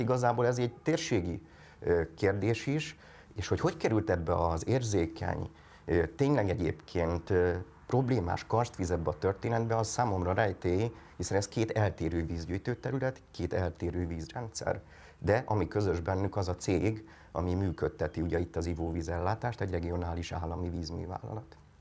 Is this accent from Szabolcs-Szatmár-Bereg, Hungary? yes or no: no; Tata, Komárom-Esztergom, Hungary